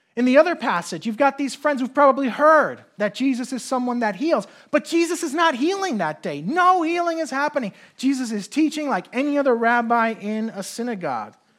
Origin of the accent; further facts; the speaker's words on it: Puerto Rico; moved away; also born or lived in New York / New Jersey / North Carolina; I grew up in Puerto Rico